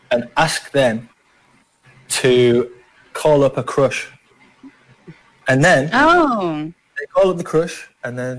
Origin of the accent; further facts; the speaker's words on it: England, United Kingdom; I'm a foreigner. I'm Filipino. I like I'm brown in where I'm from. Like what? It's, yeah, it's like in my school, I was the only one in my whole year at school that was from that wasn't from like England white.